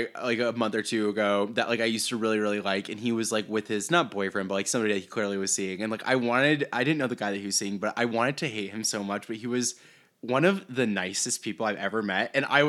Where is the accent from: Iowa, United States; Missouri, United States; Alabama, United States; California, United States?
Iowa, United States; Iowa. Yeah.